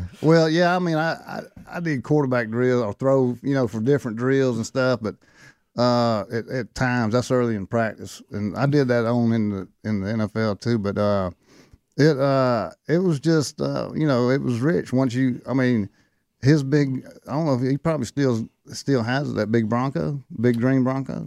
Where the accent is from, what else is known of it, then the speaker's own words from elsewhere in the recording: Thomson, Georgia, United States; the people in my hometown were too, because they're all Georgia fans